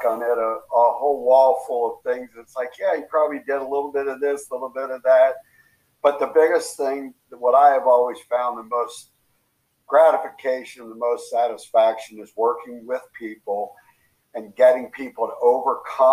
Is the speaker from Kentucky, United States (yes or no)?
yes; Kentucky, United States; accent: Southern twang; moved away as an adult; also born or lived in Tennessee / California / Iowa / Illinois; now in Chicago, United States; I grew up in Kentucky. Graduated from the University of Tennessee, so I have a bit of that Southern twang in me